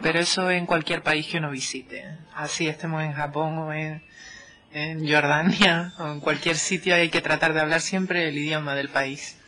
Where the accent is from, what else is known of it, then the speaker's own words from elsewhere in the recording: Canary Islands, Spain; moved away as an adult; now in Finland; vengo de España concretamente del archipiélago canario